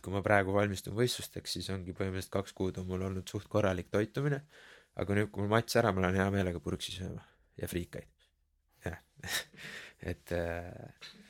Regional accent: Keila, Harju County, Estonia; also born or lived in Tallinn / Tabasalu; olen põhimõtteliselt noh, teisest klassist saati elanud Keilas

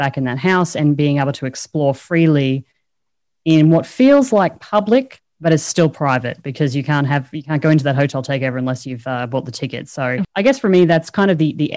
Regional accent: Australia; I speak English poorly, you know, I'm Australian.

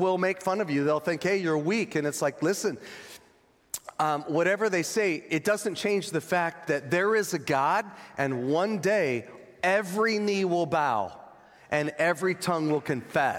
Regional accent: Northern California, United States; I'm from Northern California

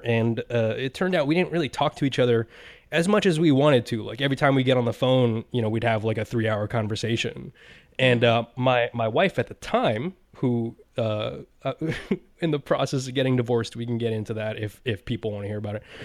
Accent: United States; I'm an American

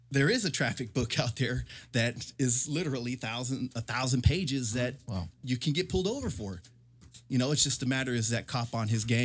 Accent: Murphy Canyon, California, United States; I can't necessarily say that I grew up in the hood because I didn't. Right. I grew up in Murphy Canyon, military. That's that's military hood.

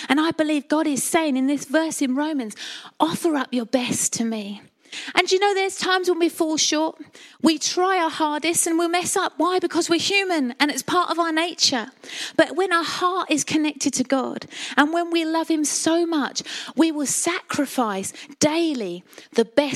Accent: Colchester, East of England, United Kingdom; I'm a Colchester girl, born and bred in Essex

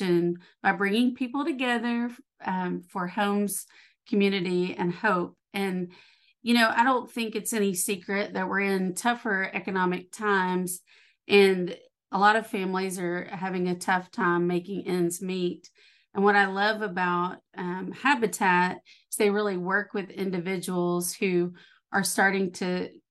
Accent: Columbia, Tennessee, United States; now in Goodlettsville, United States; I'm from Murray County, from the Columbia

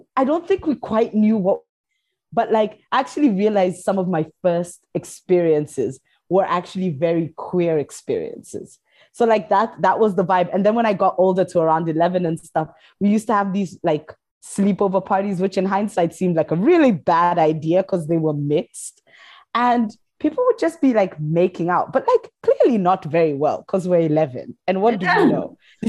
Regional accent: Kenya; So I'm from Kenya, and I knew these twins.

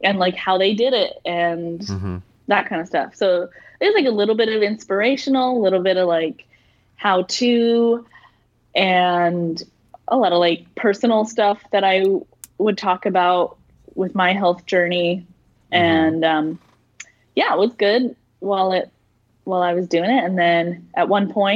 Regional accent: Salt Lake City, Utah, United States; I'm from Salt Lake City

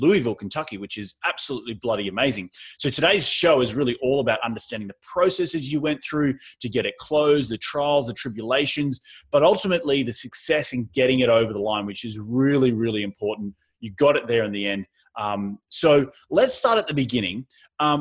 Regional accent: Australia; also born or lived in New York; now in Southern California, United States; I come from Australia where sand dunes are really prevalent

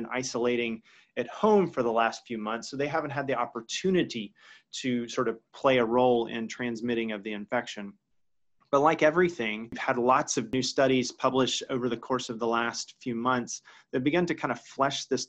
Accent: Georgia, United States; my home state of Georgia.

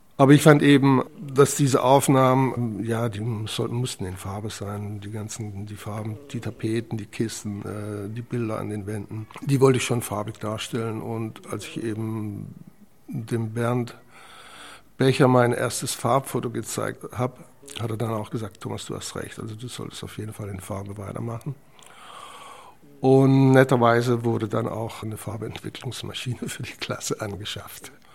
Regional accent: Zell am Harmersbach, Black Forest, Baden-Württemberg, Germany; moved away; Geboren bin ich neunzehnhundertachtundfünfzig in Süddeutschland. Der Ort heißt Zerm-Hamersbach. Kleine Stadt im Schwarzwald. Und dort habe ich dann eben auch meine Schulzeit verbracht, bis ich neunzehn war.

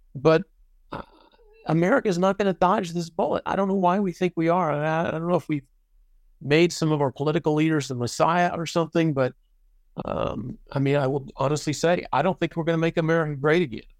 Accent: United States; I'm an American and I love the United States

